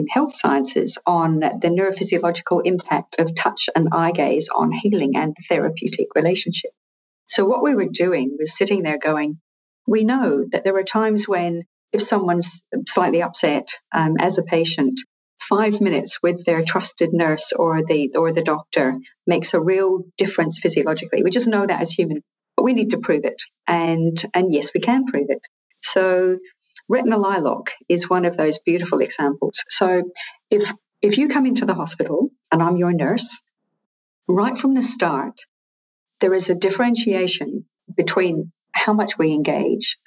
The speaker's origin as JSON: {"language": "English", "region": "Scotland", "country": "United Kingdom", "moved": "yes", "lives_now": "Australia", "said": "I'm originally Scottish, but I've lived here for a long time."}